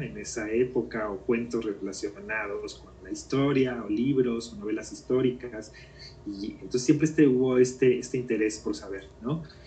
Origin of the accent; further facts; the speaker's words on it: Mexico City, Mexico; also born or lived in Guatemala; yo nací aquí en la Ciudad de México eh, y siempre he vivido en la colonia Narvarte. Es la colonia donde siempre he vivido desde que era niño